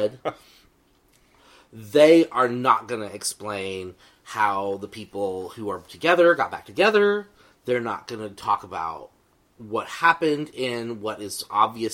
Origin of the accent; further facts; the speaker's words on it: central Texas, United States; I grew up in Texas, in central Texas, in the hill country